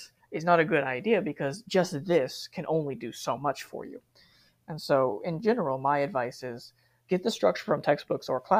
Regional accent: United States; moved away as an adult; now in Japan; I was raised in America. I'm never going to be able to stop thinking completely like an American

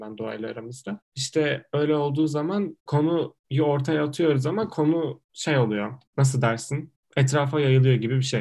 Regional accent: İzmir, Turkey; ben İzmirliyim

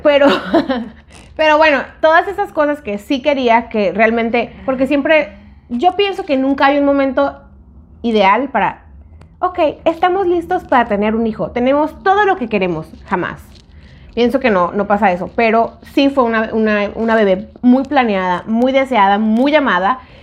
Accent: Mexico; moved away; en México, que íbamos a la universidad

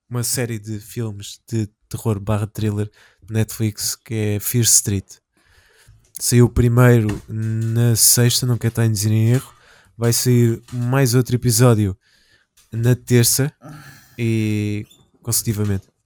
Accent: Amadora, Lisbon, Portugal; eu tenho 26 anos e venho da Amadora.

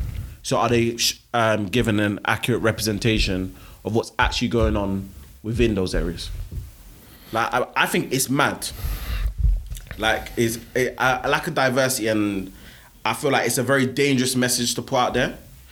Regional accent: London, United Kingdom; I'm from London.

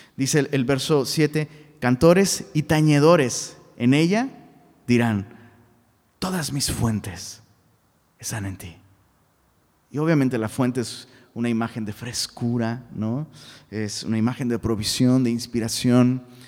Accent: Taxco, Guerrero, Mexico; moved away; allá en Tasco Guerrero, de donde soy originario, Tasco, un pueblito

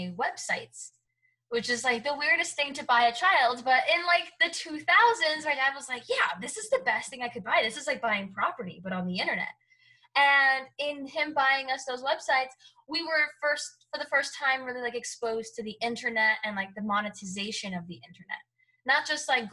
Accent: Hialeah, Florida, United States; Cuban. And I grew up in Miami. So Hialeah, Florida

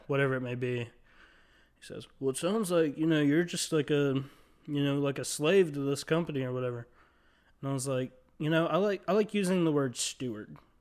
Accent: Mobile, Alabama, United States; In Mobile, Alabama, which is where I'm from

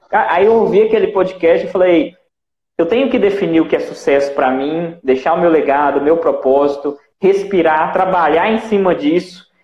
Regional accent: Cachoeiro de Itapemirim, Espírito Santo, Brazil; sou daqui do Espírito Santo, Cachoeira de Itapemirim.

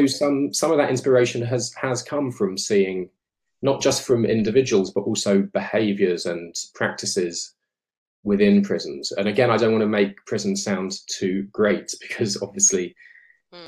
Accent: Colchester, East of England, United Kingdom; where I grew up in Colchester

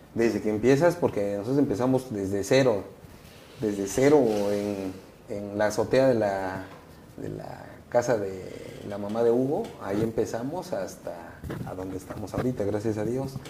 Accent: Oaxaca, Mexico; somos los únicos oaxaqueños que hemos ido a representar a, Oaxaca

